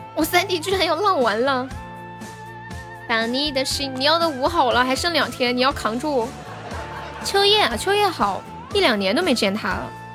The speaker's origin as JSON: {"language": "Chinese", "region": "Sichuan", "country": "China", "accent": "Sichuanese", "said": "我们四川话"}